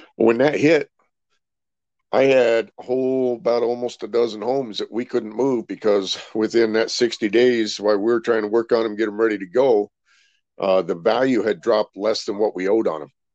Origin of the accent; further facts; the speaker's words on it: Rancho Cucamonga, California, United States; also born or lived in Billings, Montana; Pretty much grew up there in California, out in the Rancho Cucamonga area